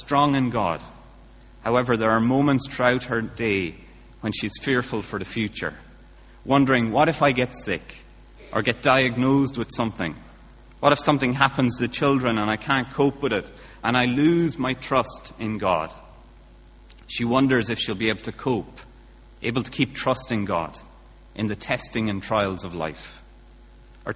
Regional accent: Kilkenny, Leinster, Ireland; now in Bangor, United Kingdom; my accent's not from Bangor, unless Bangorians have had a true change in their accent. I'm from Kilkenny originally

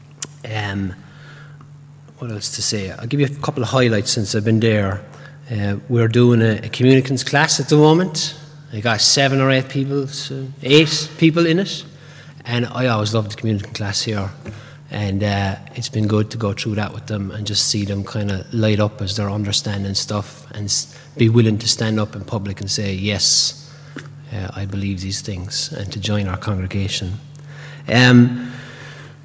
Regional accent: Cork, Munster, Ireland; also born or lived in Northern Ireland; now in Cork, Ireland; I'm originally from Cork myself

